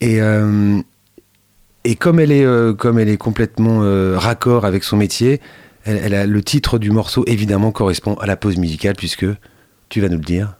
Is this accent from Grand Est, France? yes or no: no; Château-Gontier, Pays de la Loire, France; ma ville natale, château rontier